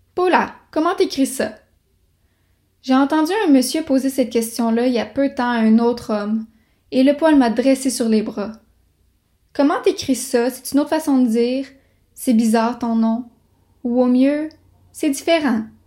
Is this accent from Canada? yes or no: yes; Quebec City, Quebec, Canada; also born or lived in Montreal, Quebec; je suis née à Montréal et que j'ai grandi à Québec